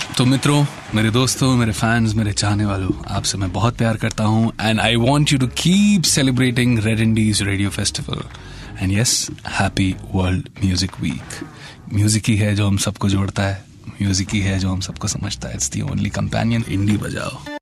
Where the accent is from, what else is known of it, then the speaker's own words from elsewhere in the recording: Uttar Pradesh, India; उत्तर प्रदेश की एक हसीन धरती पे पैदा हुआ